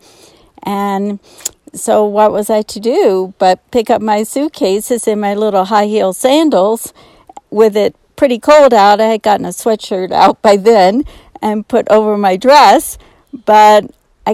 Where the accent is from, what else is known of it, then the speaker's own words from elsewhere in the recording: New Orleans, Louisiana, United States; moved away as an adult; now in Estes Park, United States; I was born and raised in New Orleans and had never seen a mountain.